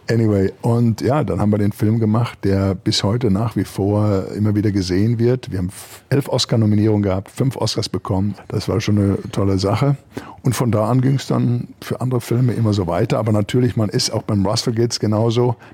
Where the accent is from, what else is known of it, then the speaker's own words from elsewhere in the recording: Germany; Und da war auch erstmal ich als Deutscher nicht immer der Bösewicht